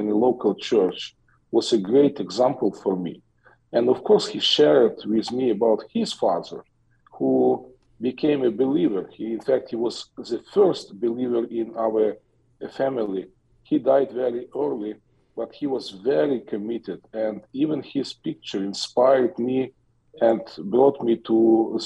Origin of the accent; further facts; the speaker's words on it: Western Ukraine, Ukraine; I was born in Ukraine, in western part of Ukraine, 52 years ago, when Ukraine was still a part of the Soviet Union, and I grew up